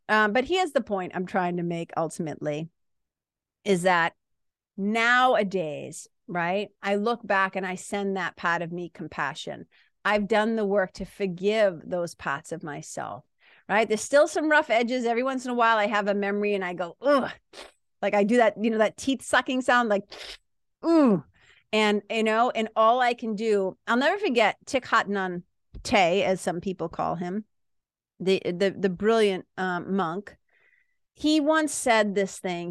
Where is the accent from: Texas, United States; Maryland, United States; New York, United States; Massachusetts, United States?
Massachusetts, United States; Lawrence; accent: Boston accent / Lawrence accent; moved away as an adult; now in New Hampshire, United States; I was a kid from Lawrence, Mass, going to B U